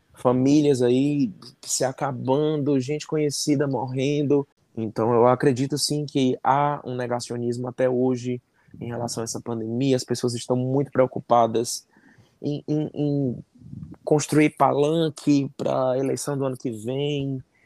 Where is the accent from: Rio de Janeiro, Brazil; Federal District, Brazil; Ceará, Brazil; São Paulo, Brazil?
Ceará, Brazil; Fortaleza; eu sou de Fortaleza, no Ceará